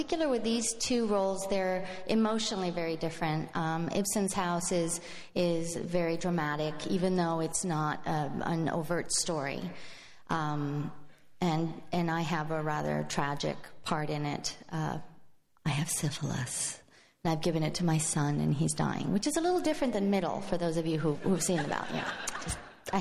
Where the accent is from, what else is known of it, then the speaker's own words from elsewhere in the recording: Madrid, Community of Madrid, Spain; now in San Francisco, United States; I was born and raised in Spain, in Madrid, Spain